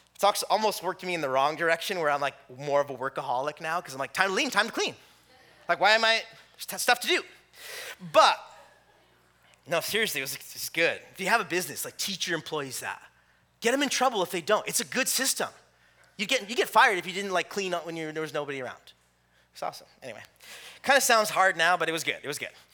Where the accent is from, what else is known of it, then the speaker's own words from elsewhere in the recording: California, United States; moved away; I'm from California